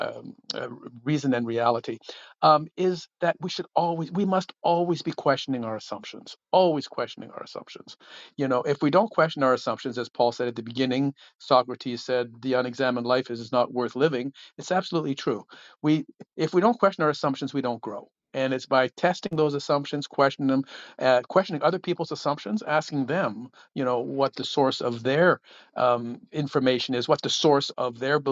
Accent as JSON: {"language": "English", "town": "Ottawa", "region": "Ontario", "country": "Canada", "tie": "born or raised there", "said": "up here in Ottawa, Canada, my hometown"}